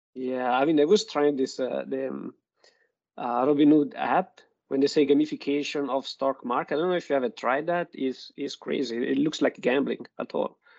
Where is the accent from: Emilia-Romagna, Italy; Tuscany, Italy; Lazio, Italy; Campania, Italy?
Emilia-Romagna, Italy; Modena; English is a second language; moved away; I'm from Italy, and I'm from Modena, which is um, where basically we say we like a fast car and good food